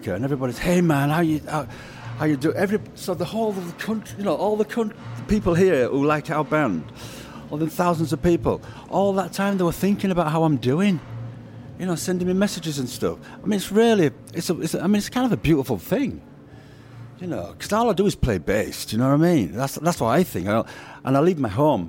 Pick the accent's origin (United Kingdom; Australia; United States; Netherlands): United Kingdom; Leeds, Yorkshire and the Humber; I grew up in Leeds in a Jamaican neighborhood.